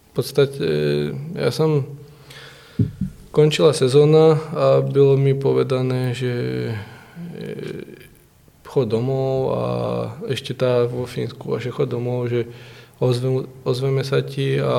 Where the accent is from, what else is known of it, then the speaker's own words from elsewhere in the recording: Liptovský Mikuláš, Žilina Region, Slovakia; A v Trenčíně domů. Ještě v Trenčíně. Jsem z Liptovského.